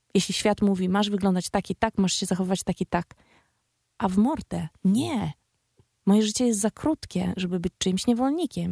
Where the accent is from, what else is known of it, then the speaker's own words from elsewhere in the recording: Białystok / Łomża, Podlaskie Voivodeship, Poland; Ja sama jestem z, z Białego Stoku via Łomża, albo z Łomży via Białystok. Jestem z mniejszego miasta